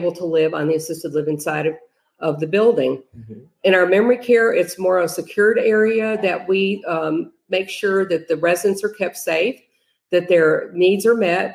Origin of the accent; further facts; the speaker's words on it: Chicago, Illinois, United States; moved away as an adult; also born or lived in New Mexico; now in Tennessee, United States; I'm from Chicago originally